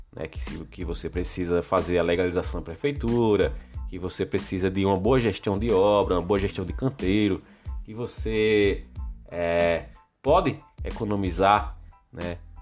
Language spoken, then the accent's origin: Portuguese; Alagoas, Brazil; Eu sou de Alagoas